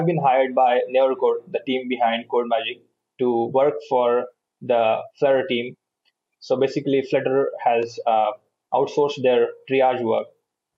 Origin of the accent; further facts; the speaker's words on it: India; also born or lived in Bangalore; I'm from India